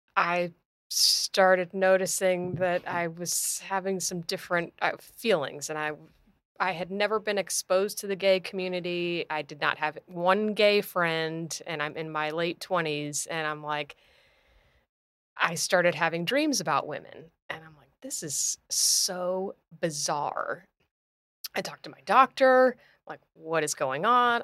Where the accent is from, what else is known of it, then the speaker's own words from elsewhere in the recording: Clearwater, Florida, United States; I was born here in Clearwater